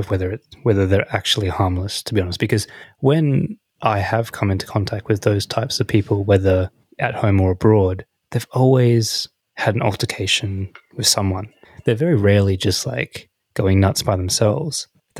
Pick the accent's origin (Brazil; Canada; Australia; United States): Australia; especially coming back as an Australian